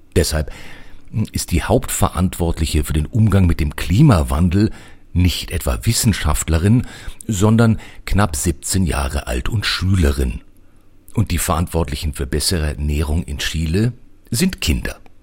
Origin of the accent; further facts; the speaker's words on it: Germany; wir als Deutsche